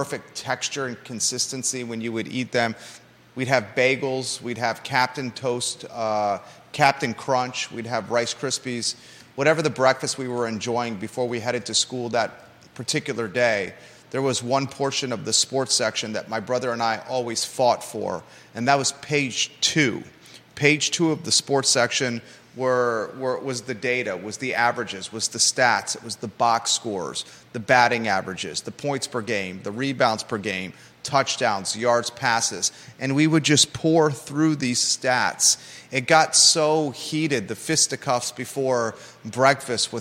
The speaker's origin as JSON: {"language": "English", "country": "United States", "tie": "born or raised there", "also_born_or_lived": "Naples, Florida / Williamsburg, Virginia", "lives_now": "Charlottesville, United States", "said": "growing up in Naples, Florida, and then Williamsburg, Virginia"}